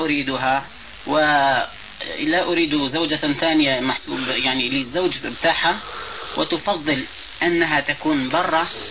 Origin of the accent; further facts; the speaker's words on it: Algeria; عندنا في الجزائر